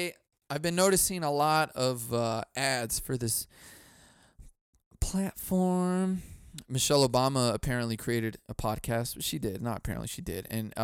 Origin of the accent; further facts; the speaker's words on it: Chicago, Illinois, United States; I grew up in Chicago. It was bad.